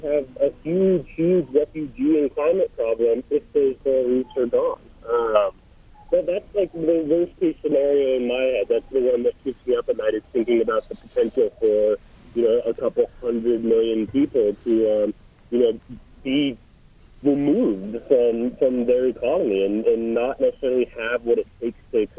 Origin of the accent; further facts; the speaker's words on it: Colorado, United States; I grew up in Colorado